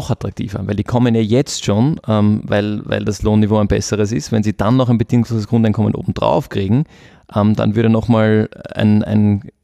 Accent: Austria; ich mache als, als Österreicher entweder einen Job, der mich auch erfüllt, ähm, oder ich mache als Österreicher keinen Job

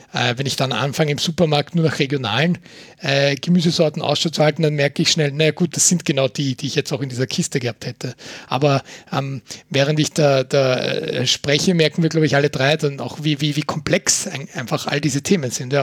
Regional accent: Austria; bei uns in Österreich

